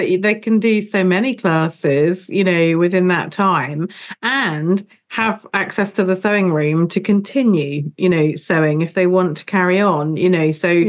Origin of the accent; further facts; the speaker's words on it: Southampton, South East England, United Kingdom; I grew up in Southampton